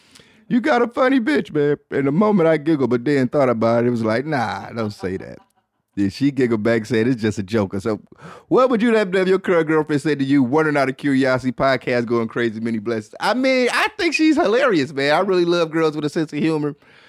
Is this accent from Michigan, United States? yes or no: yes; Detroit, Michigan, United States; That shit look third world country like, and I'm from Detroit saying that shit.